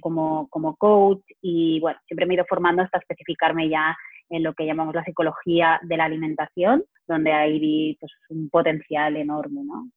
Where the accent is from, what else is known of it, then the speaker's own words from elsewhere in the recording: Barcelona, Catalonia, Spain; soy de Barcelona